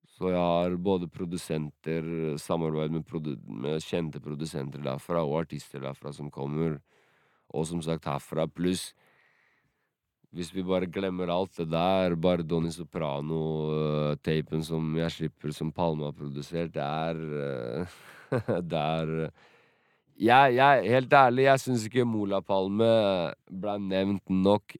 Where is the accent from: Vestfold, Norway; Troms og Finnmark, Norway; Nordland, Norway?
Vestfold, Norway; Sandefjord; also born or lived in Drenica, Kosovo; Jeg vokste opp rundt hele Sandefjord, egentlig. Flytta mye rundt.